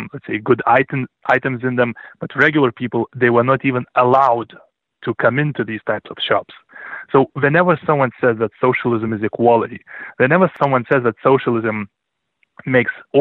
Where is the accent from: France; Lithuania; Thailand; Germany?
Lithuania; moved away; I was born in 1981 in Lithuania, which was then part of the Soviet